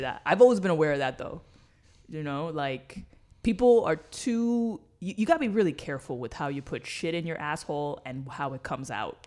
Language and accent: English; New York City, New York, United States; moved away; I grew up in New York City.